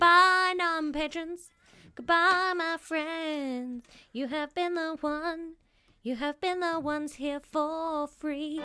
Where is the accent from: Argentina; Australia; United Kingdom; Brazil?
United Kingdom; As a Brit